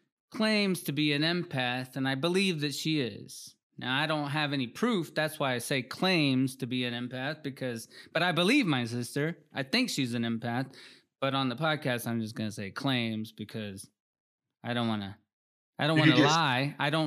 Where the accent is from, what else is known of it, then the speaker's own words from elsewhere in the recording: Peru; And we're from Peru. We grew up in Peru. We're from Peru. We didn't grow up in Peru necessarily